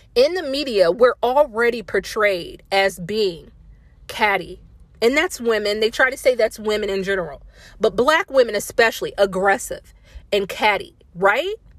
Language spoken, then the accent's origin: English; Indiana, United States; moved away as an adult; also born or lived in Fayetteville, North Carolina; I'm from Indiana